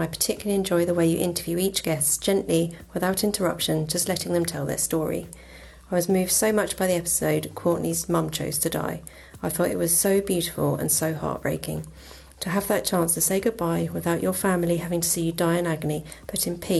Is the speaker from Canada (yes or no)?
no; England, United Kingdom; I'm from England